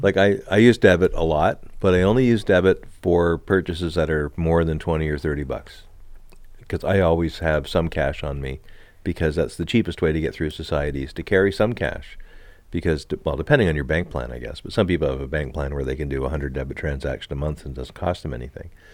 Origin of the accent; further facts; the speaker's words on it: Montreal, Quebec, Canada; moved away; also born or lived in Miramichi, New Brunswick; Growing up in Montreal, when I was just a little fella